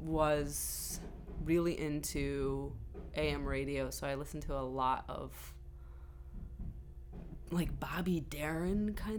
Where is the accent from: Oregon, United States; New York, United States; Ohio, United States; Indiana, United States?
New York, United States; Binghamton; I grew up in upstate New York in a town, a city called Binghamton.